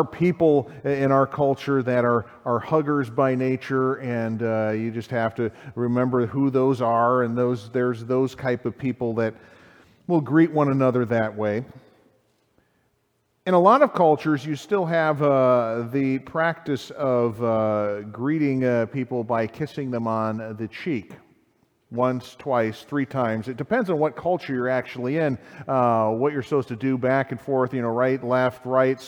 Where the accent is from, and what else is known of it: United States